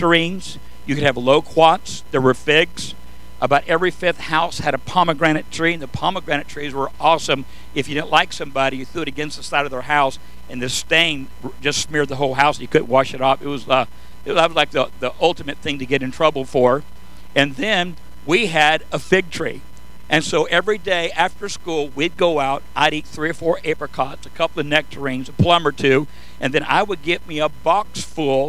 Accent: San Joaquin Valley, Southern California, United States; I was born and raised in Southern California in the Fertile Valley, San Joaquin Valley

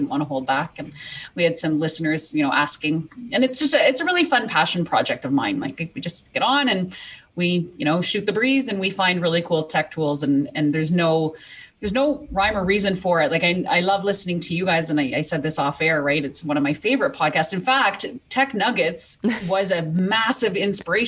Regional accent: Canada; I'm from Canada, which is why you're going to hear a little bit of an accent.

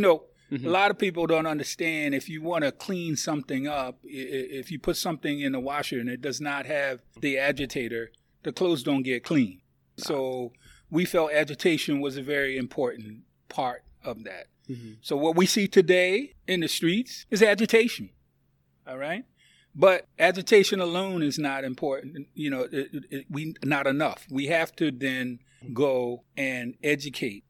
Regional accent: Philadelphia, Pennsylvania, United States; born or raised there; now in Louisville, United States

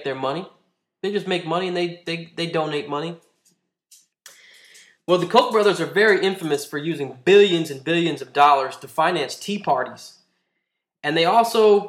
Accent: Texas, United States; my home state of Texas

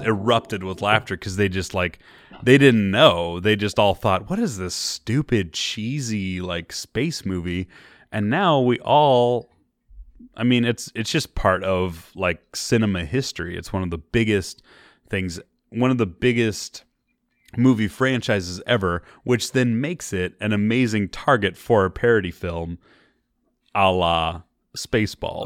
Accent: Bay Area, California, United States; We're from the Bay Area

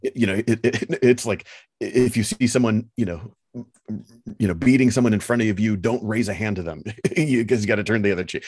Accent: United States; as an American

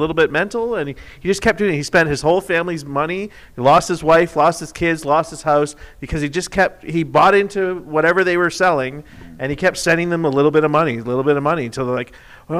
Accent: Canada; grew up in Canada

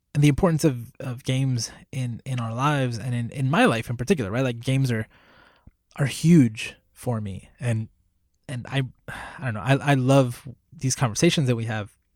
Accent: Puerto Rico; I was born in Puerto Rico. I was raised in Puerto Rico.

